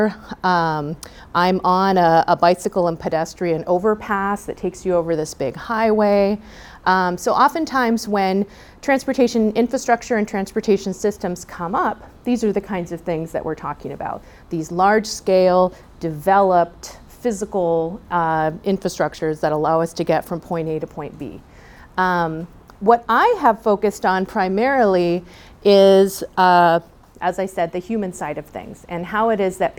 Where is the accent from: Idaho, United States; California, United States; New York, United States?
California, United States; San Juan Capistrano; I was born and raised in San Juan Capistrano, down in South Orange County.